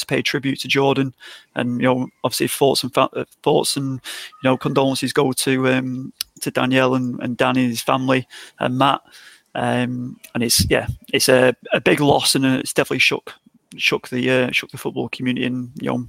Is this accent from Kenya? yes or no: no; Blackpool, North West England, United Kingdom; my hometown in Blackpool